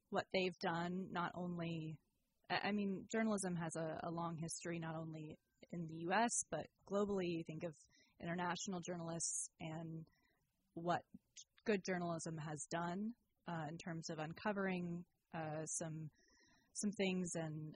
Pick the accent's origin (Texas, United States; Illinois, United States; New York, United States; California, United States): California, United States; Sacramento; moved away as an adult; also born or lived in Santa Cruz; now in Petaluma, United States; I've been ping-ponging between Sacramento, my hometown, and Petaluma